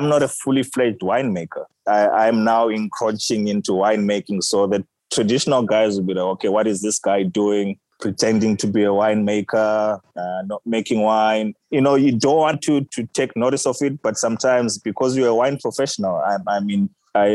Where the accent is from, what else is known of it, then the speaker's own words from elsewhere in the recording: Harare, Zimbabwe; moved away as an adult; now in South Africa; what I grew up eating back in Zimbabwe